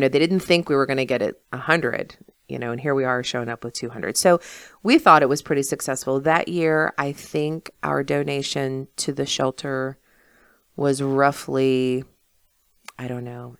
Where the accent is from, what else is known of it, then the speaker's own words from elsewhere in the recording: South Berkeley County, West Virginia, United States; I'm from South Berkeley, you know. So I graduated from Musselman